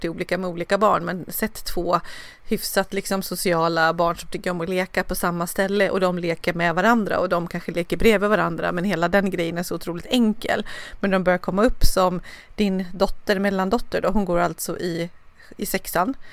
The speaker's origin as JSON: {"language": "Swedish", "region": "Dalarna County", "country": "Sweden", "moved": "yes", "lives_now": "Nacka, Sweden"}